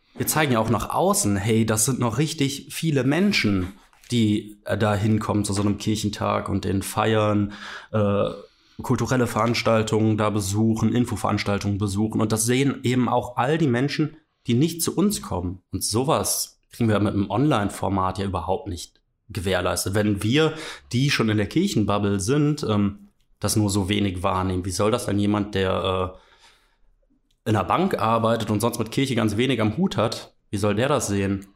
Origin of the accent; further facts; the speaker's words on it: Mönchengladbach, North Rhine-Westphalia, Germany; ich komme ja eigentlich aus Mönchengladbach